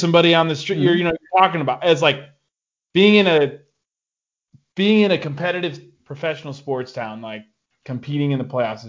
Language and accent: English; Toledo, Ohio, United States; Growing up in Toledo